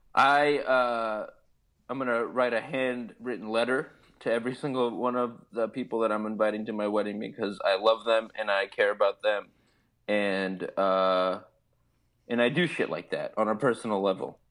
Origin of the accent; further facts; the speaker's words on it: Beirut, Beirut Governorate, Lebanon; moved away; growing up in Beirut